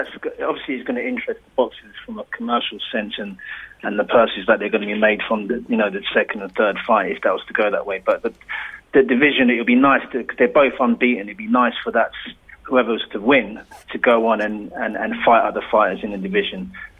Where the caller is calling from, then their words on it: London, United Kingdom; Calling from Southeast London.